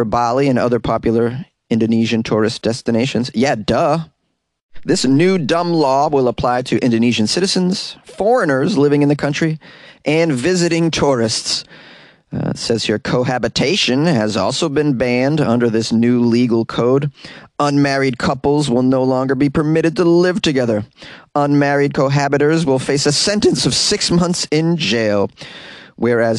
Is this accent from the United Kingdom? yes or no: no; Boston, Massachusetts, United States; accent: Boston; my Boston accent slipped out